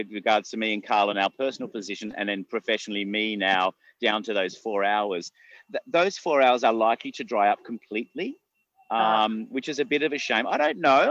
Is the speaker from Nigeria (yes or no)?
no; Australia; as an Australian